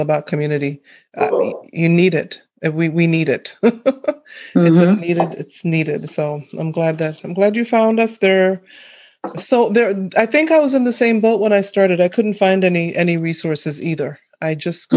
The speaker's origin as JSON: {"language": "English", "region": "Massachusetts", "country": "United States", "tie": "born or raised there", "said": "I grew up in Massachusetts"}